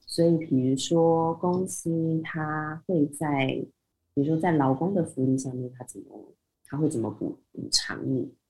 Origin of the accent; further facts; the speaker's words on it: Taiwan; moved away as an adult; also born or lived in Dubai; 我们台湾人讲英文应该不算是口音很重的那种